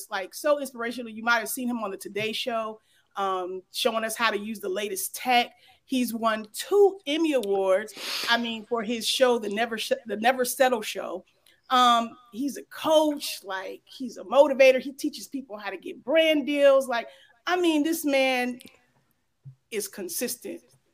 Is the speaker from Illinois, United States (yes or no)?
yes; Springfield, Illinois, United States; I'm from Springfield, Illinois